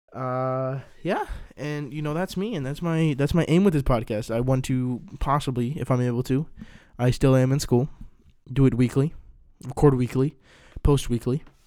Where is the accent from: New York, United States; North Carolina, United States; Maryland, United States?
Maryland, United States; DMV area; born and raised in Maryland, D N V area.